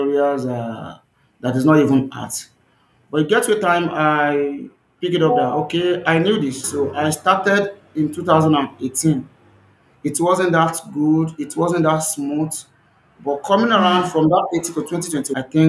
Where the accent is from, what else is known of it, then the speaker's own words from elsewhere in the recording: Ogbomoso, Oyo, Nigeria; As a Nigerian, I'm from the southwest of Nigeria, and that's from Ogbomoso, Oyo State, Nigeria.